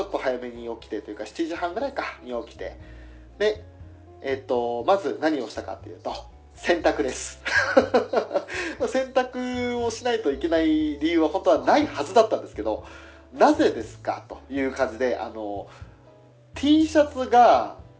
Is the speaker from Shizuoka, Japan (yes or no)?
no; Hokkaido, Japan; accent: Hokkaido dialect; 俺なんか今、北海道弁、ちょっと無意識に喋ってたかな